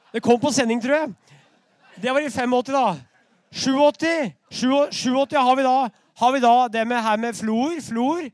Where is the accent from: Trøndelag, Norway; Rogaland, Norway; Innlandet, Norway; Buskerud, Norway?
Innlandet, Norway; Brumunddal; i Brumunddal i 1922, der jeg vokste opp